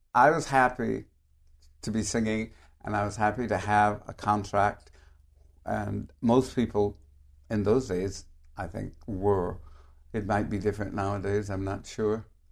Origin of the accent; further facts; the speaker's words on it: San Francisco, California, United States; I grew up in San Francisco, which was absolutely the, the greatest place that I could have been brought up